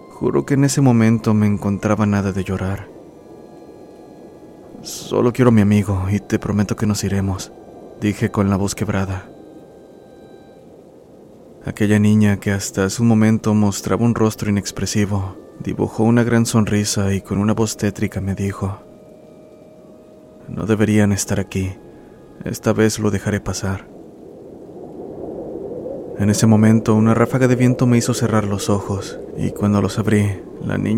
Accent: Monterrey, Nuevo León, Mexico; soy gran admirador de este canal. Soy de Monterrey, Nuevo León.

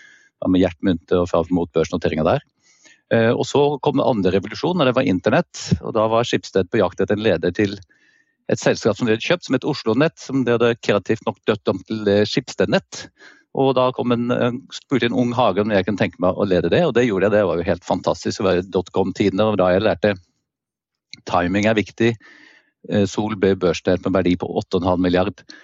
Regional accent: Andenes, Nordland, Norway; also born or lived in Stavanger / Trondheim; Jeg kan starte med å si at jeg er en forsvarsunge. så jeg vokste opp på Andenes helt nord i Vesterålen, selv om det ikke høres sånn ut. Og jeg er født i Stavanger.

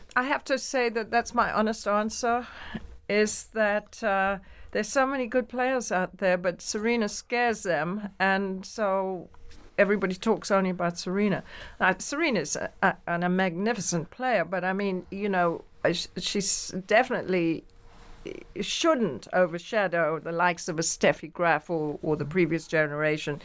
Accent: England, United Kingdom; now in New York, United States; I'm very English.

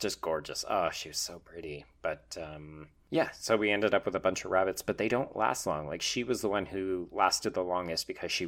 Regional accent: Calgary, Alberta, Canada; I grew up in Calgary

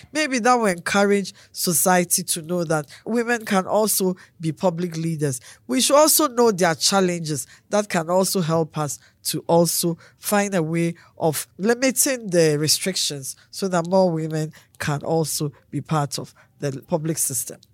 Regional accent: Akim Abuakwa South, Eastern Region, Ghana; born or raised there; now in Adenta, Ghana

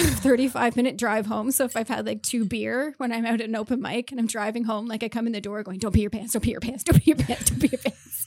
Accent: Mississauga, Ontario, Canada; moved away; also born or lived in Prince Edward Island; I grew up in Mississauga.

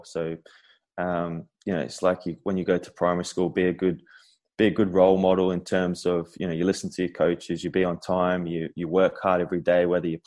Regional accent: Adelaide, South Australia, Australia; moved away as an adult; growing up in Adelaide

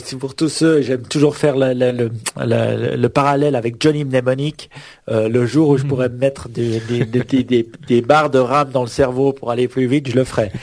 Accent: Switzerland; Chez nous en Suisse

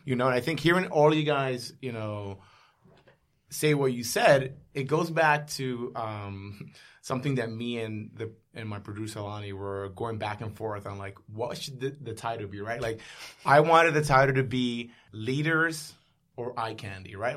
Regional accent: New York City, New York, United States; I'm a New Yorker

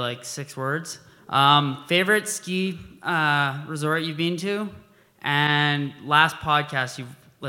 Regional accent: Calgary, Alberta, Canada; I'm from Calgary.

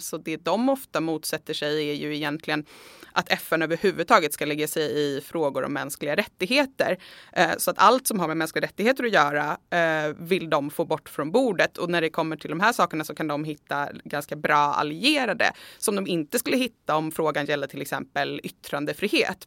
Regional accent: Sweden; vi i Sverige

